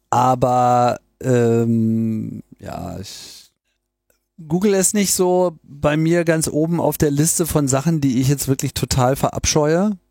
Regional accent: Graz, Styria, Austria; born there; now in Linz, Austria; Als geborener Grazer und Wahllinzer fühle ich mich geradezu verpflichtet, hier zu kommentieren.

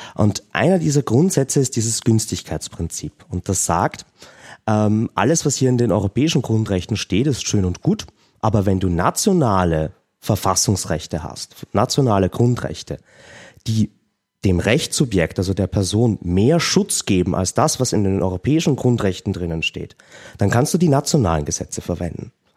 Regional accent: Austria; bei uns in Österreich

